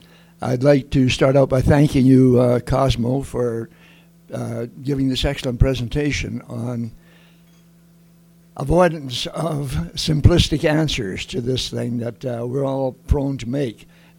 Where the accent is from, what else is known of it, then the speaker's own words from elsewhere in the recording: Lethbridge, Alberta, Canada; I grew up here in Lethbridge and went to Bowman School.